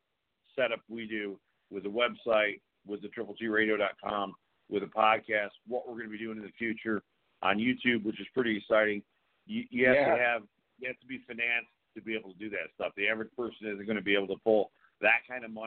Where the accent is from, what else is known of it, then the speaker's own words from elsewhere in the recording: the North, United States; now in the South, United States; I'm from the North